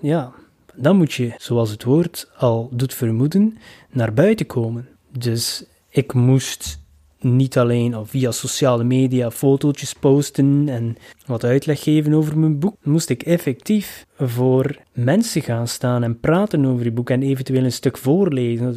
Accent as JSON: {"language": "Dutch", "town": "Ostend", "region": "Flanders", "country": "Belgium", "tie": "born or raised there", "said": "in mijn thuisstad, Oostende."}